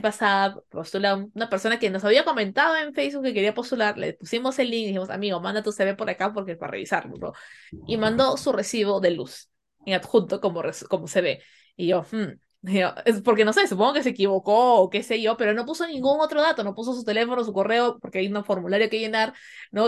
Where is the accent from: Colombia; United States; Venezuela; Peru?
Peru; como latino, como peruano